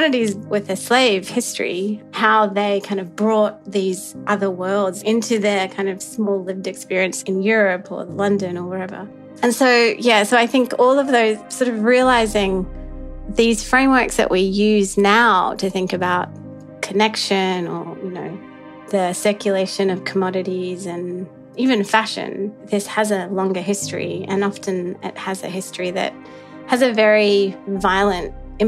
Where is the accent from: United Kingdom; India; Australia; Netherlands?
Australia; also born or lived in Sri Lanka / New Zealand; now in Princeton, United States; I'm from many places. I was born in Sri Lanka, grew up in Australia and New Zealand, and after a lot of travels have found my way to Princeton, New Jersey, where I teach at the university.